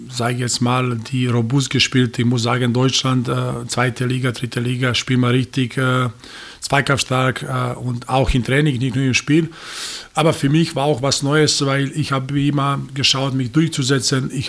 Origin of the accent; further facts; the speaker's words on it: Serbia; German is a second language; Ich habe damals dann nach einem Jahr in Rapid äh, zurück in meine Heimat äh, gekommen